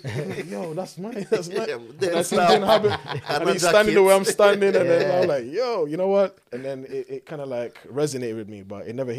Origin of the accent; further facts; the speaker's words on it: Cayman Islands; moved away; my life growing up in the Cayman Islands